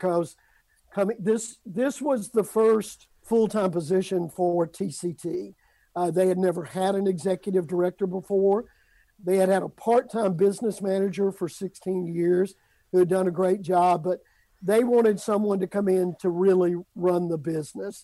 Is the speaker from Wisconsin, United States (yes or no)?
no; Amory, Mississippi, United States; moved away as an adult; I was living in my hometown of Amory, Mississippi